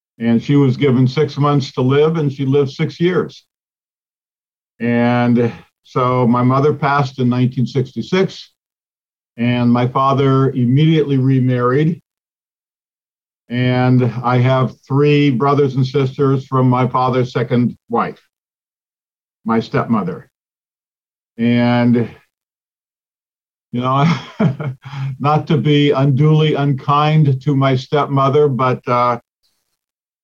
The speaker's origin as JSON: {"language": "English", "town": "Pasadena", "region": "California", "country": "United States", "tie": "born or raised there", "said": "I was born in the Los Angeles area in Pasadena back in 1956"}